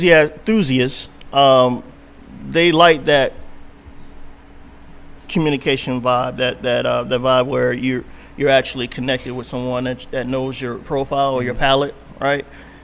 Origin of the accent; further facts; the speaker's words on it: Miami, Florida, United States; So I'm originally from Miami.